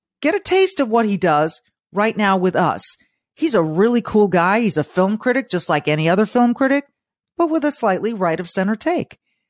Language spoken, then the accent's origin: English; Southern California, United States; I grew up in Southern California